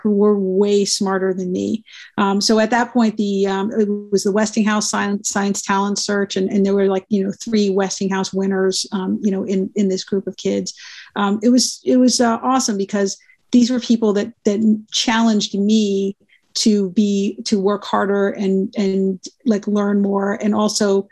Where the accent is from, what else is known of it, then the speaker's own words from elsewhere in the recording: New York, United States; moved away as an adult; also born or lived in Providence, Rhode Island / Boston; now in Kansas City, United States; I'm from New York